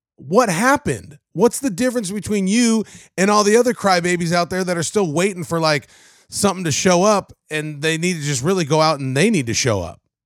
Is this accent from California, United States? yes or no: yes; Covina, California, United States; moved away as an adult; now in Tennessee, United States; I grew up in Covina. I went to South Hills High School in West Covina